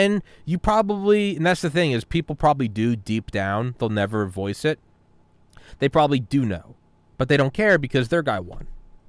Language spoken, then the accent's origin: English; New England, United States; I'm from New England.